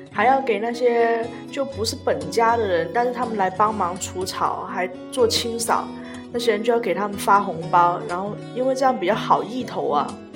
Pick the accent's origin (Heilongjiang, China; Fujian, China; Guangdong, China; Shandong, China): Guangdong, China; 拜山就是我们广东人对扫墓业的一种说法啦，每年的固定仪式嘛哦，对啊，清明节就大家都去拜山扫墓。所以，但是我家老一辈是比较重男轻女，所以反正我是没有去，去过扫墓啦，因为女生都，都不用干这些事情